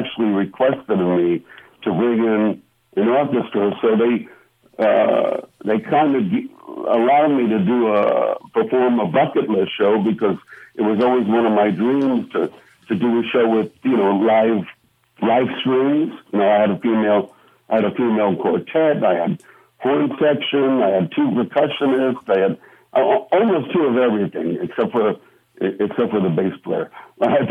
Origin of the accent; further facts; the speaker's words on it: New York City, New York, United States; moved away; also born or lived in Brooklyn / Las Vegas; I was born in Brooklyn, raised in Queens